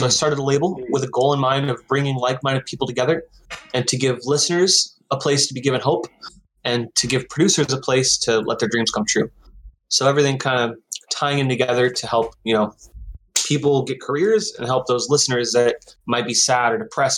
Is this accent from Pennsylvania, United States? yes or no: no; Seattle, Washington, United States; now in Portland, United States; I'm from Seattle. I live in Portland